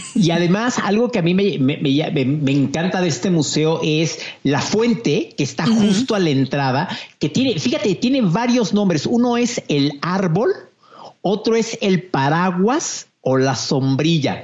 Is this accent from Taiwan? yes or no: no; Mexico; como mexicano